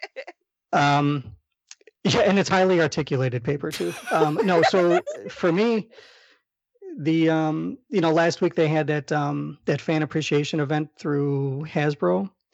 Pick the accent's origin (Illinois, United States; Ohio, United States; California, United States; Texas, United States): Illinois, United States; Chicago; accent: Chicago